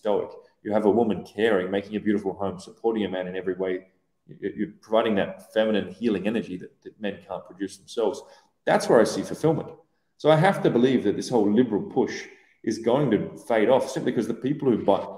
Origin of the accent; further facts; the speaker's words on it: Australia; moved away as an adult; also born or lived in Iran / Iraq / Syria; now in Dubai, United Arab Emirates; I grew up in Oz